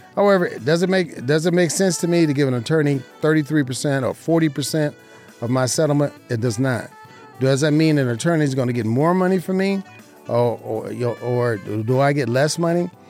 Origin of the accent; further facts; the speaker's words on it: Southern Nevada, United States; I am an insurance broker right here in Southern Nevada, born and raised, my hometown, my beautiful city